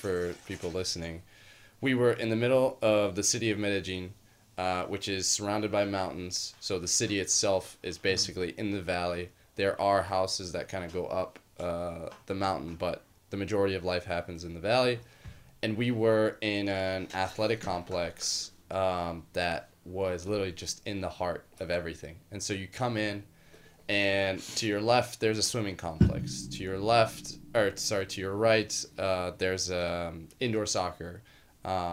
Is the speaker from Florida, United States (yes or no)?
yes; Miami, Florida, United States; moved away; I grew up in Miami